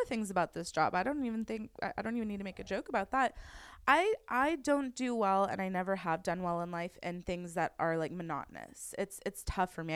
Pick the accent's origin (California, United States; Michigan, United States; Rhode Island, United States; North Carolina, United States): California, United States; Westlake Village; I grew up in Westlake my whole life